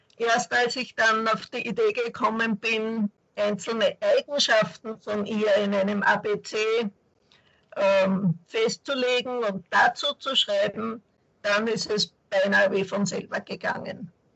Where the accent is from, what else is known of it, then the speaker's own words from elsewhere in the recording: Linz, Upper Austria, Austria; ich bin keine Südtirolerin, leider, sondern aus Linz, Oberösterreich.